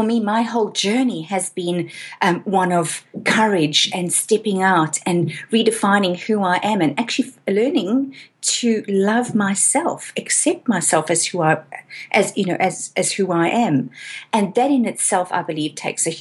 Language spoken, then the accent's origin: English; South Africa; moved away as an adult; now in Australia